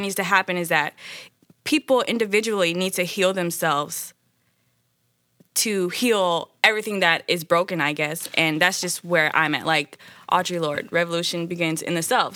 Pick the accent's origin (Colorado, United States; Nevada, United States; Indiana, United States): Indiana, United States; Indianapolis; now in Los Angeles, United States; I'm from Indianapolis, Indiana